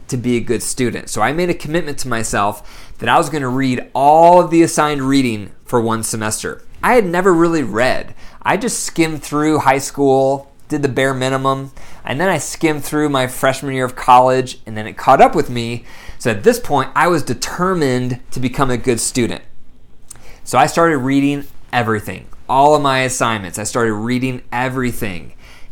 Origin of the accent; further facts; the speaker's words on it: Bryan, Ohio, United States; I was born in Bryan, Ohio. Very small town up in the northwest corner of Ohio, next to Indiana, next to Michigan